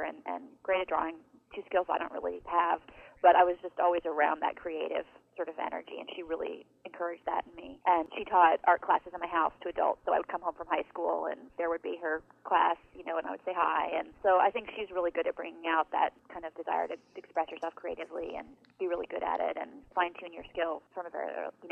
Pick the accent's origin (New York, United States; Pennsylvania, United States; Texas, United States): New York, United States; Western; now in Seattle, United States; I grew up in Western New York, so we're really far away